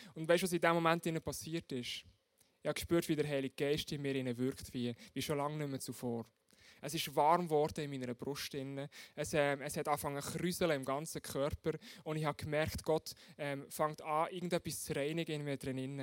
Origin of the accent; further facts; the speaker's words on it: Switzerland; bei uns in der Schweiz